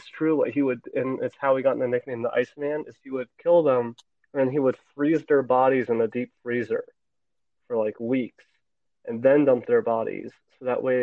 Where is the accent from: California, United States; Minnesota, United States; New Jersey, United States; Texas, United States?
New Jersey, United States; my home state